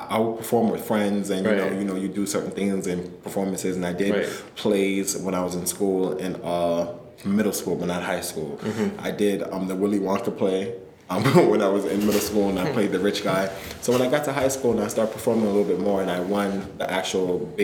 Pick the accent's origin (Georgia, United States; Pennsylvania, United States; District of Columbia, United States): District of Columbia, United States; Washington; moved away as an adult; also born or lived in Jamaica; now in New York, United States; I moved from Jamaica with my parents into Washington, D.C. when I was 5 years old.